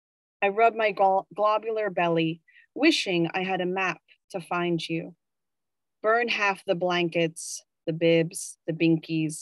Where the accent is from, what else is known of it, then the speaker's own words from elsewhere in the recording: Virginia, United States; moved away as an adult; also born or lived in Richmond, Virginia; now in New York, United States; I am from Virginia and I lived in Richmond, the capital of the Confederacy during the Civil War